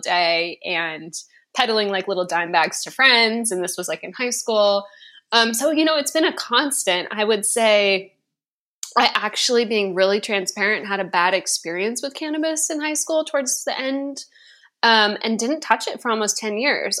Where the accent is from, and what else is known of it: West Coast, United States; born or raised there